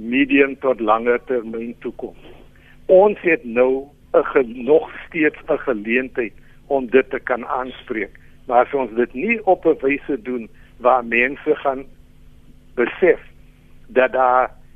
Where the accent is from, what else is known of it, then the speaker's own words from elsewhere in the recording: South Africa; ons as Suid-Afrikaners